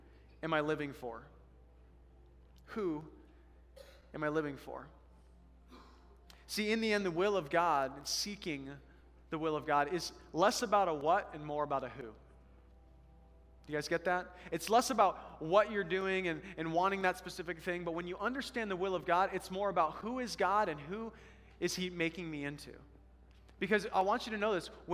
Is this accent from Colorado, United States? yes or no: yes; Colorado, United States; now in Alaska, United States; I come from Colorado, the Colorado River